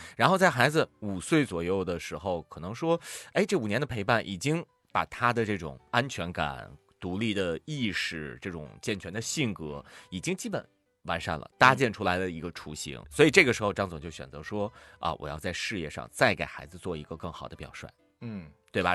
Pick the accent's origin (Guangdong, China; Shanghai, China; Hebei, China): Hebei, China; 咱们都是河北人